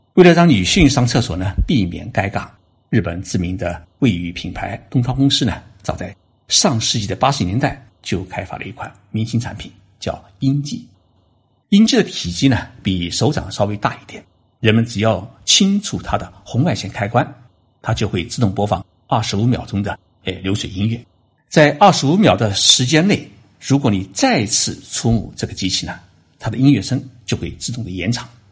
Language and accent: Chinese; China; now in Tokyo, Japan; 我们中国人